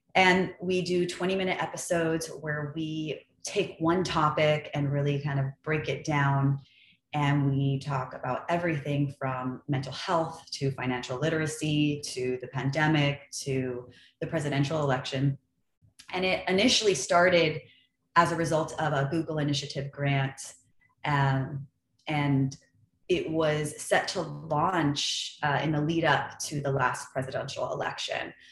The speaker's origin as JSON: {"language": "English", "town": "Los Angeles", "region": "California", "country": "United States", "tie": "born or raised there", "said": "I grew up in the San Fernando Valley in California. So I was born and raised in a really small, very boring suburb uh, called Lakeview Terrace."}